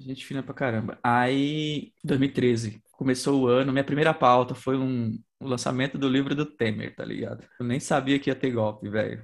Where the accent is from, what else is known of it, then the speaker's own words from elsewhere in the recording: São Paulo, Brazil; also born or lived in Aioses, Maranhão; eu cresci no Capão, né, minha vida toda